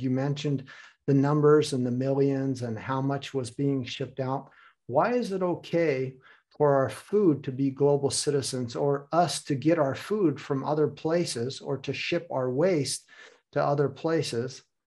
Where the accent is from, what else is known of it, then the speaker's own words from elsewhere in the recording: United States; now in Hamburg, Germany; So I also have ties to Germany. I have a fond heart for Germany, but I am American.